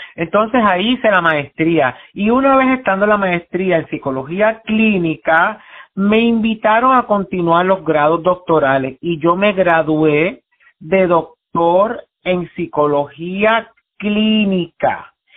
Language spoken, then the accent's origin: Spanish; San Juan, Puerto Rico; yo nací en Puerto Rico, en Río Piedra, en el Hospital Centro Médico